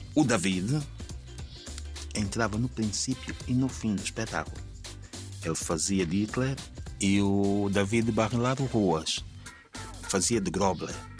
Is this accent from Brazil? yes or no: no; Angola; moved away as an adult; Eu, eu, sou proveniente do, de Angola, portanto, do teatro de Angola